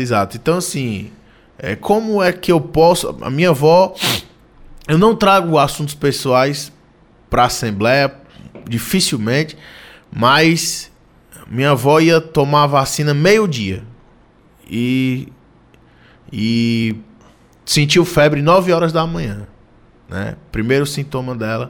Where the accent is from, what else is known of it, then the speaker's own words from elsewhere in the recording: Ipu, Ceará, Brazil; also born or lived in Nova Russas; now in Fortaleza, Brazil; eu sou do município de Ipu, de Nova Russa. Né? Fui criado pelo meu avô, pela minha avó, meus pais trabalhando aqui em Fortaleza